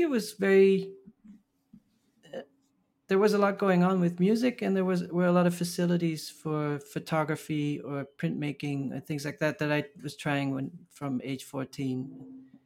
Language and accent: English; Maastricht, Limburg, Netherlands; moved away as an adult; also born or lived in Amsterdam, Netherlands / Los Angeles, United States / Paris, France / Berlin, Germany; now in New York, United States; I grew up from my tenth to my eighteenth in Maastricht, in the, the south of the Netherlands